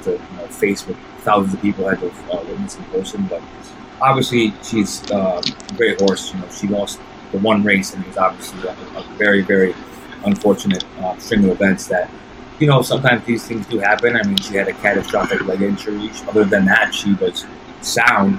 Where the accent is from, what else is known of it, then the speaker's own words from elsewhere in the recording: Saratoga Springs, New York, United States; growing up in Saratoga, being a part of the track for as long as I have